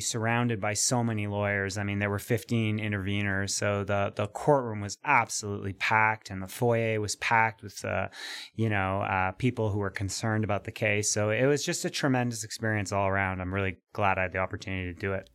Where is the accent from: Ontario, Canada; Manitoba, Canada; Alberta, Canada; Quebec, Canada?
Quebec, Canada; Montreal; accent: Montreal; that's my Montreal accent coming through